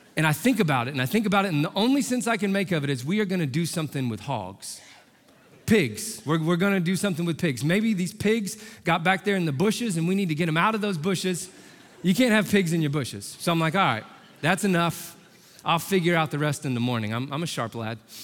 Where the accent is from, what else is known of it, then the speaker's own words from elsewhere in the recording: Indianapolis, Indiana, United States; I'm from Indy, born and raised